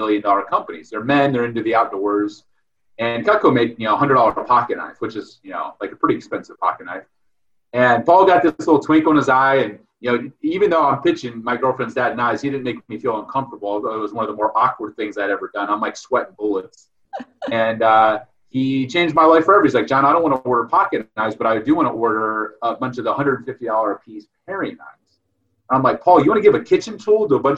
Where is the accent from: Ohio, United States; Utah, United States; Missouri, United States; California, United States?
Ohio, United States; Delroy; I grew up in Ohio, you know, Midwest farm boy.